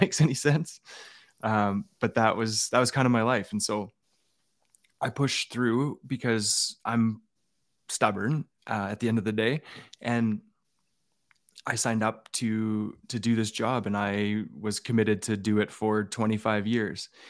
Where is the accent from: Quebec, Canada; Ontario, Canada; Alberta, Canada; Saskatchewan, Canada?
Alberta, Canada; I grew up in Alberta with, uh, a dad who was a member of the R C M P